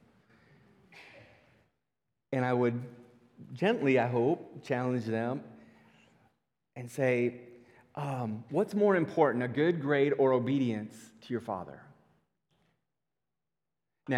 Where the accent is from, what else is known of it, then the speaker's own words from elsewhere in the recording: Northwest Iowa, United States; I grew up in Northwest Iowa